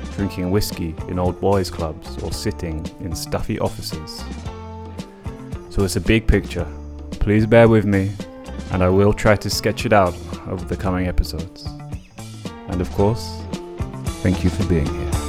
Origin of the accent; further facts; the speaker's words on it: London, United Kingdom; when I was a teenager growing up in London, commuting between my broken up parents' homes in the north and south of the city